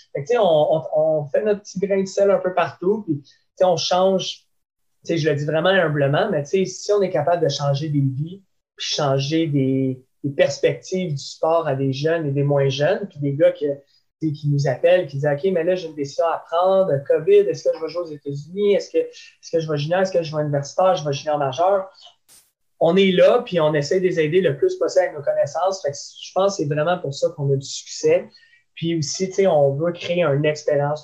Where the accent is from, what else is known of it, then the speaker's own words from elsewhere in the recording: Laval, Quebec, Canada; je viens de Laval